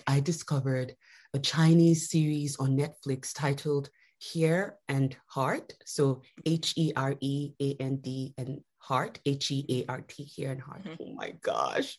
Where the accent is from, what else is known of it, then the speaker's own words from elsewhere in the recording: Lagos, Nigeria; now in United States; I grew up in Nigeria